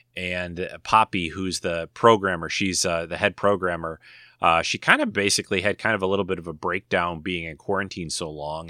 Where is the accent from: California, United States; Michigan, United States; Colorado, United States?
Michigan, United States; Detroit; I grew up in Detroit